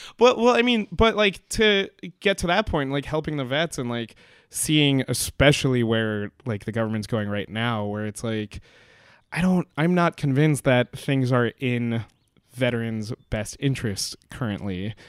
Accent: Pelham, New York, United States; my hometown, uh, you know, our high school is Pelham Memorial High School

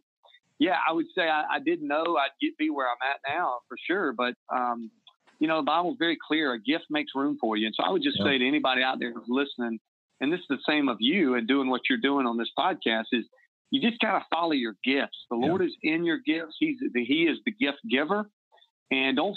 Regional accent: the South, United States; moved away as an adult; also born or lived in South Carolina / Massachusetts / Kansas City; growing up in the South

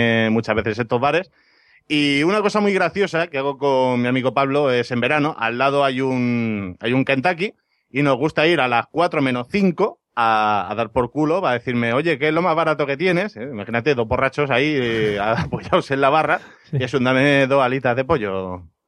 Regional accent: Ibiza, Balearic Islands, Spain; un bar de mi tierra, en Ibiza

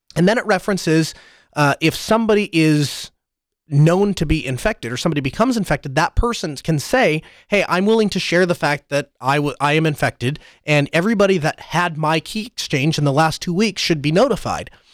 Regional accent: North Dakota, United States; North Dakota in, in my home state

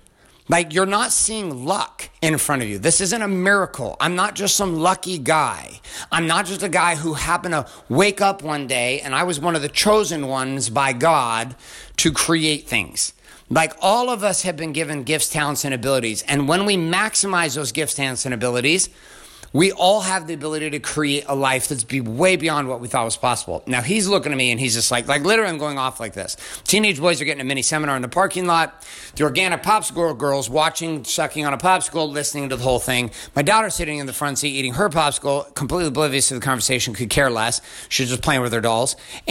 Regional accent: Stockton, California, United States; also born or lived in different areas around the country; I grew up in Stockton, California, and in different areas around the country. Like, I did not come from money.

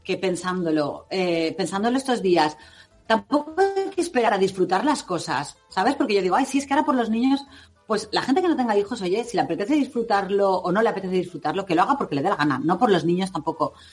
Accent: Levante, Spain; Cristina y yo que somos aquí de Levante

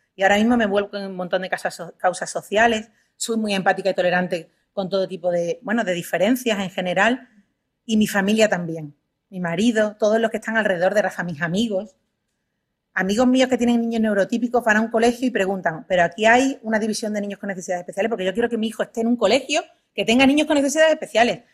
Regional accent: Huelva, Andalusia, Spain; now in Madrid, Spain; yo soy de Huelva, estoy aquí en Madrid por trabajo únicamente

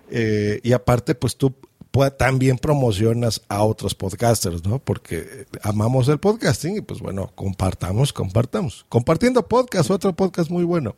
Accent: Mexico; accent: Mexican; yo estoy en México, se nota por mi acento

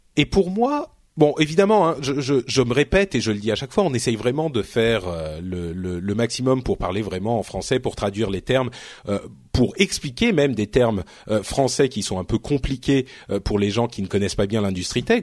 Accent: France; je parle français, hein, je suis français, je viens d'ici

